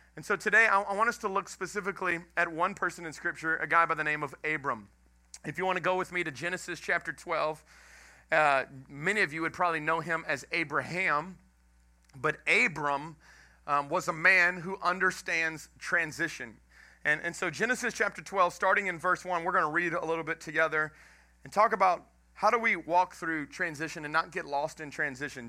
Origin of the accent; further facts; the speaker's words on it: Houston, Texas, United States; moved away as an adult; also born or lived in Dallas, Texas / Lafayette, Louisiana / Jennings, Louisiana; now in Welsh, United States; I'm from Texas, grew up in Texas, grew up in Houston.